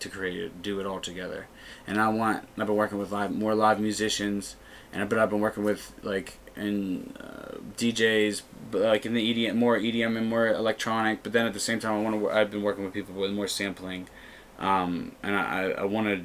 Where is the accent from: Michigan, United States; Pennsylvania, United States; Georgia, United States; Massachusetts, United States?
Pennsylvania, United States; Natrona Heights; I'm originally from the Trenum, Natrona Heights area, down 28